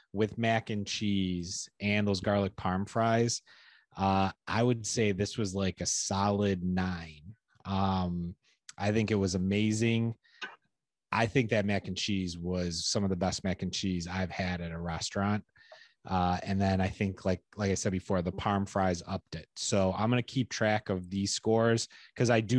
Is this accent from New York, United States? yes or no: yes; Rochester, New York, United States; Growing up in Rochester